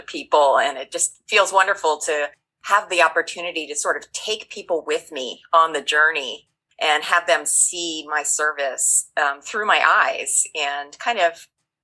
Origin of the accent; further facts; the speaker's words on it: United States; being an American